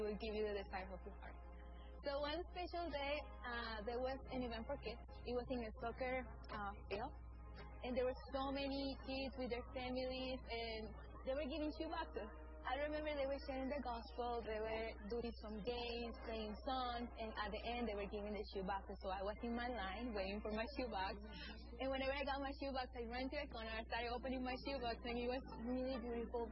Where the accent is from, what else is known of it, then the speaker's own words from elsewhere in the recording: Amazonas, Venezuela; I'm from Venezuela. I was born and raised in the Amazon, in a very distant place